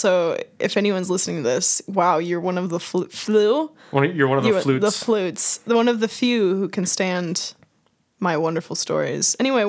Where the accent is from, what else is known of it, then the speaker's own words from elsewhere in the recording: Wisconsin, United States; I was born and raised in California, Wisconsin. live in Wisconsin.